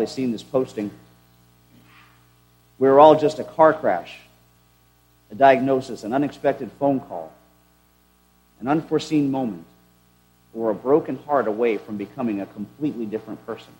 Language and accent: English; United States; as Christians having been born and raised in the United States